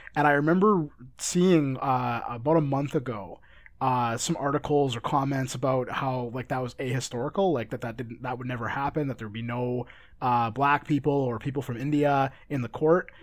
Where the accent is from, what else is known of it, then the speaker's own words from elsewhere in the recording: Canada; I'm Canadian